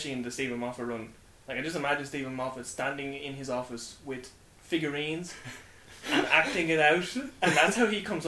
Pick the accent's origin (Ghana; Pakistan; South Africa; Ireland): Ireland; We're the first Irish people